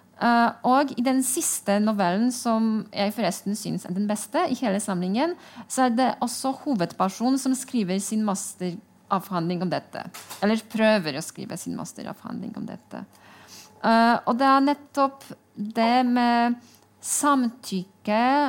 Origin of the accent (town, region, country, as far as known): Poland; Norwegian is a second language; now in Norway